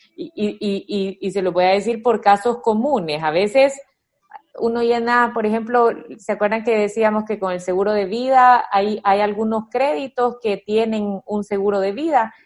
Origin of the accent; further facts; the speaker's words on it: El Salvador; como buenos salvadoreños